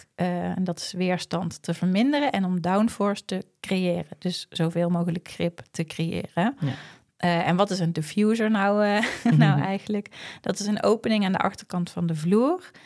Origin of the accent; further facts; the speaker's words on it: Netherlands; omdat wij uit Nederland komen